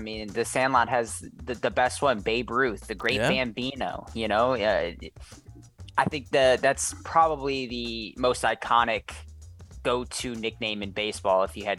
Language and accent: English; Chicago, Illinois, United States; So growing up in the Chicagoland area as a kid